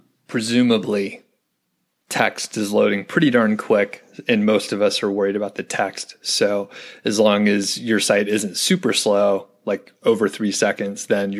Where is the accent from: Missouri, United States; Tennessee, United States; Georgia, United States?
Georgia, United States; now in Colorado, United States; I'm from Georgia originally.